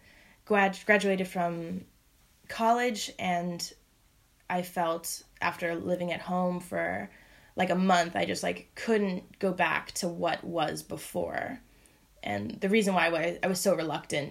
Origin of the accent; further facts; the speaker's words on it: Bay Area, California, United States; also born or lived in Hawaii; I am from the Bay Area, born and raised